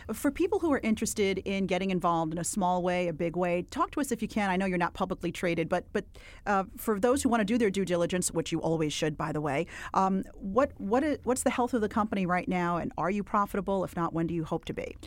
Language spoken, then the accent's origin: English; New York City, New York, United States; I am from Williamsburg, except I was in Williamsburg before it got really, like, hip and happening